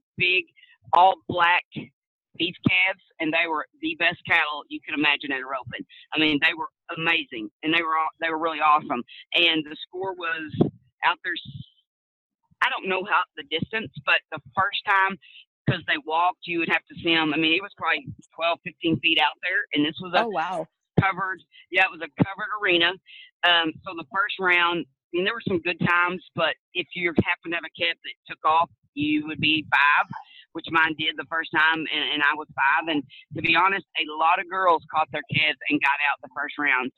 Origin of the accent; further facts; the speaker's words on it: Stephenville, Texas, United States; I'm from Steamboat, Texas. I was born and raised there